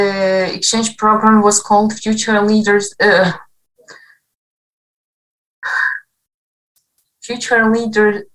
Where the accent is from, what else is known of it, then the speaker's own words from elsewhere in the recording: Western Ukraine, Ukraine; English is a second language; also born or lived in Kharkiv; I come from Western Ukraine